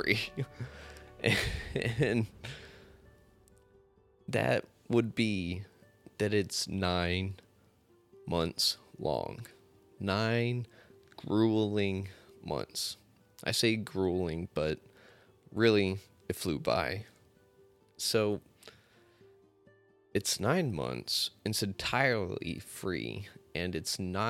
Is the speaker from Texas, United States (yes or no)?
yes; Amarillo, Texas, United States; I'm not from Dallas. I'm from Amarillo, the true North Texas